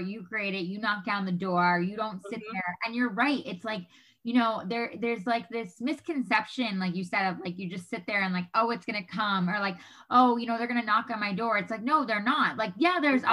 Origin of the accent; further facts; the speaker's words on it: New York, United States; moved away as an adult; now in Los Angeles, United States; we're from New York